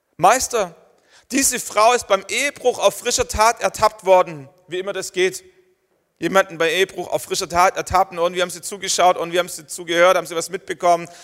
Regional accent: Germany; Wir sind Deutsche

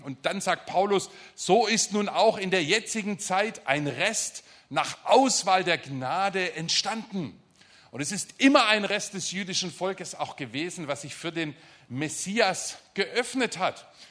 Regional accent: Germany; also born or lived in Stuttgart area; wir als Deutsche

